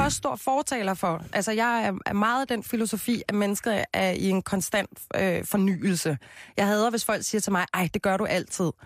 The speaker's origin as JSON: {"language": "Danish", "town": "Copenhagen", "region": "Capital Region of Denmark", "country": "Denmark", "said": "Jeg er jo fra Christianshavn"}